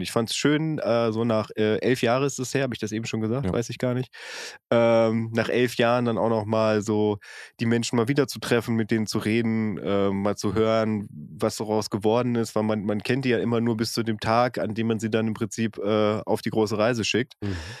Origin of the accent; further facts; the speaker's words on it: North Rhine-Westphalia, Germany; als geboren und aufgewachsener aus Westfalen